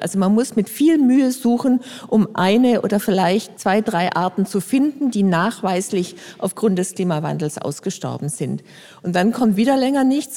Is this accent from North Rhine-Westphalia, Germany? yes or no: no; Frankfurt, Hesse, Germany; Bei uns in Frankfurt